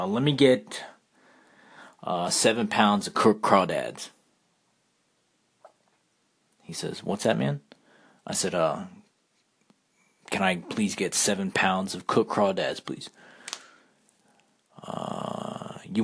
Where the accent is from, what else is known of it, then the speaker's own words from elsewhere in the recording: South Florida, United States; also born or lived in Kentucky; now in Louisiana, United States; I grew up in South Florida and met my wife in Kentucky